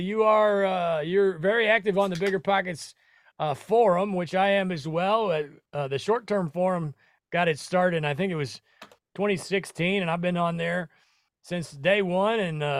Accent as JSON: {"language": "English", "region": "Nebraska", "country": "United States", "lives_now": "Florida, United States", "said": "I'm originally from Nebraska, you know, and flip-flops in February is not a bad gig."}